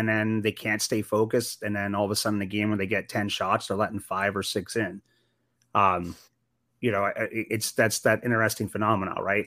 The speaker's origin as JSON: {"language": "English", "town": "Sault Ste. Marie", "region": "Ontario", "country": "Canada", "tie": "born or raised there", "moved": "yes", "lives_now": "Arizona, United States", "said": "I grew up in Sault Ste. Marie, Ontario, which bordered Sault, Michigan."}